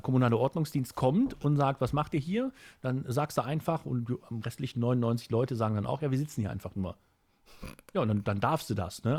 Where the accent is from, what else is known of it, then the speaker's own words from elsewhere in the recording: Kempen, North Rhine-Westphalia, Germany; hier bei uns in Kempen